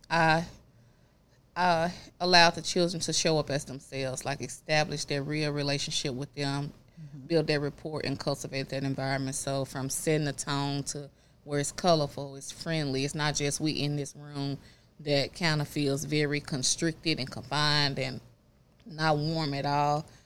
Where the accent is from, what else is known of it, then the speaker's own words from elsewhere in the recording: Raleigh, North Carolina, United States; you know, growing up in Raleigh, uh, Timberlake.